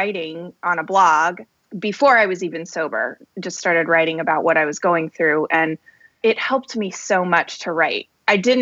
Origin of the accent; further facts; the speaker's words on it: Colorado, United States; moved away as an adult; also born or lived in Boston; now in north of Boston, United States; I was born in Colorado in a little town south of Denver and grew up there. I lived there my whole life until I went to college in Colorado too